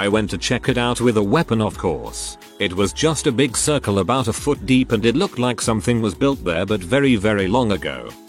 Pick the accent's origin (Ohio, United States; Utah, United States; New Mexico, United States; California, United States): New Mexico, United States; I grew up on the New Mexico reservation. I'm white, my stepfather is Navajo.